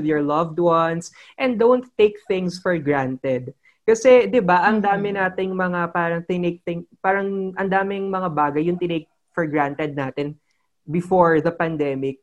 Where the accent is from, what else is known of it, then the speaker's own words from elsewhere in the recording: Philippines; bilang isang Pilipino